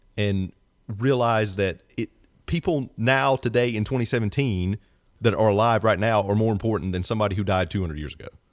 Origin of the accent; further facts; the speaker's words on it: the South, United States; I'm born and raised in the South